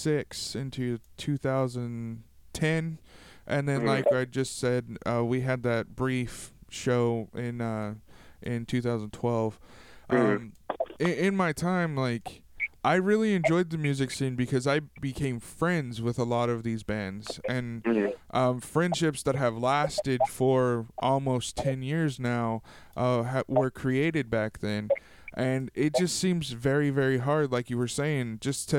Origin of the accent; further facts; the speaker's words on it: Tulare, California, United States; I'm from Tulare, you know, it's a town apart.